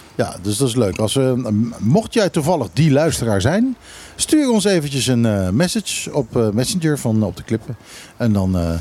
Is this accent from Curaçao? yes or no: yes; Curaçao; also born or lived in Netherlands; now in Bonaire; ik ben als kind opgegroeid op Curaçao